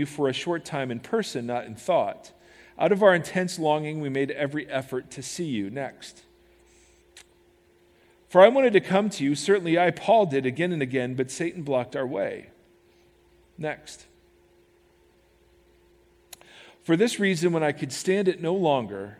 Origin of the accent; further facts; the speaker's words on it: United States; as American Christians